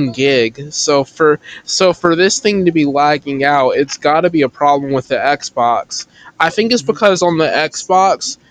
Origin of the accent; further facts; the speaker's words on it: the Carolinas, United States; I'm from the Carolinas